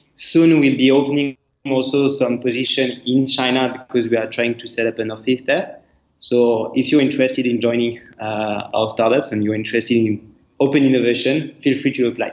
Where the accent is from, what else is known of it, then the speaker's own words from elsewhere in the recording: France; accent: French; English is a second language; moved away; I'm not from Asia, I'm, French, uh, as you can see with my accent.